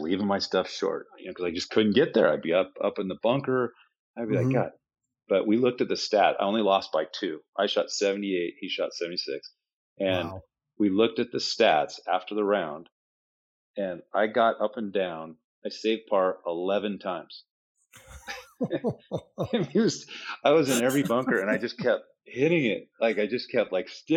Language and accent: English; Seattle, Washington, United States; moved away as an adult; now in Scottsdale, United States; I'm from the Seattle area.